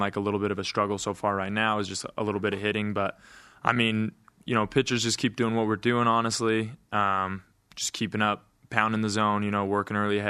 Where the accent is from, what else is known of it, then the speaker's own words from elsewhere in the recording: Price, Utah, United States; a pitcher from my hometown.